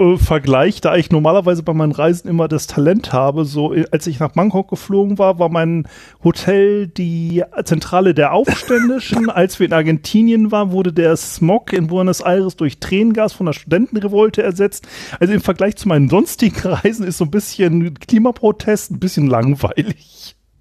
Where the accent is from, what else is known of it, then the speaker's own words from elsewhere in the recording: Germany; moved away as an adult; also born or lived in Kiel / Eckernförde; ich komme aus dem Anfang des Weser Berglands und da ist es, ähm, so gewesen, kleines Dorf, bisschen konservativ